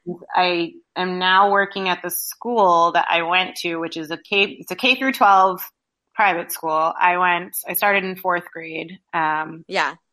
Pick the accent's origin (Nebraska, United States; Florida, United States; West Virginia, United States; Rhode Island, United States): Rhode Island, United States; I am from Rhode Island. I live here now.